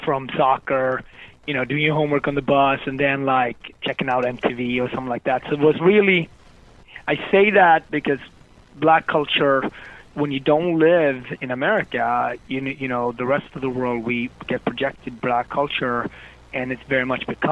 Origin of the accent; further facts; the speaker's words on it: Gothenburg, Västra Götaland, Sweden; moved away as an adult; also born or lived in Harlem, New York, United States; now in New York, United States; I came from Gothenburg back then, even more than today, it was on the west coast of Sweden